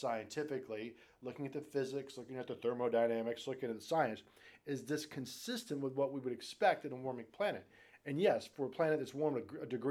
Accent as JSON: {"language": "English", "town": "Richmond", "region": "Virginia", "country": "United States", "tie": "born or raised there", "also_born_or_lived": "South Jersey", "moved": "yes", "said": "I'm a Southern boy. I'm from Richmond, Virginia."}